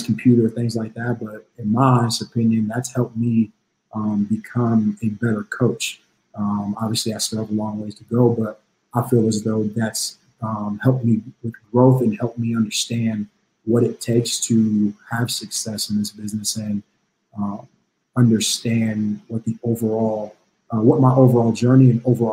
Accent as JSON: {"language": "English", "town": "Emporia", "region": "Kansas", "country": "United States", "tie": "born or raised there", "also_born_or_lived": "South Carolina / Illinois", "moved": "as an adult", "said": "from Emporia, Kansas, born and raised"}